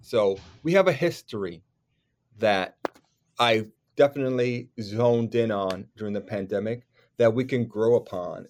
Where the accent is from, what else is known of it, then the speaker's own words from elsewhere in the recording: New York, United States; as a New Yorker kid, as a theater worker